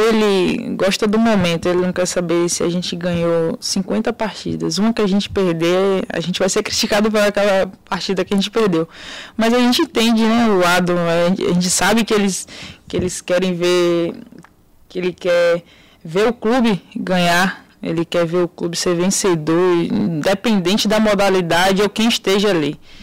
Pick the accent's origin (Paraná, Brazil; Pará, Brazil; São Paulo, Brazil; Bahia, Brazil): Bahia, Brazil; interior of; de onde eu sou, né, da Bahia